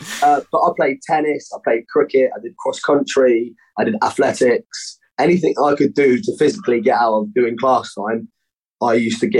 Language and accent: English; Cornwall, South West England, United Kingdom; now in Plymouth, United Kingdom; So I was born in Plymouth. I grew up in Cornwall and in my later teens, I've lived in all over the world.